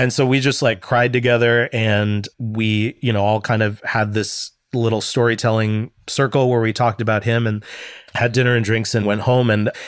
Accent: Midwest, United States; I'm from the Midwest. Like, you just kind of shove your problems down and smile and be nice to everybody.

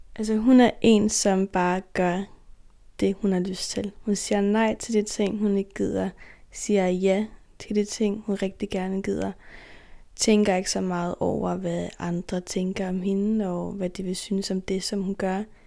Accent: Faroe Islands; Vi har jo nogle traditioner her

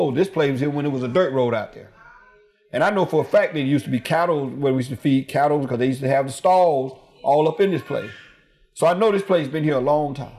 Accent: Alabama, United States; now in Oakland, United States; We're from the South. We grew up in Alabama. We grew up poor.

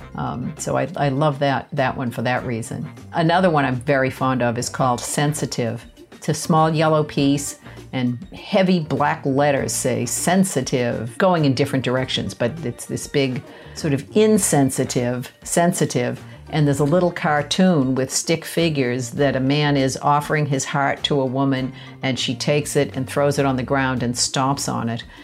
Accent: Boston, Massachusetts, United States; I grew up in Boston, uh, less than a mile from the Museum of Fine Arts

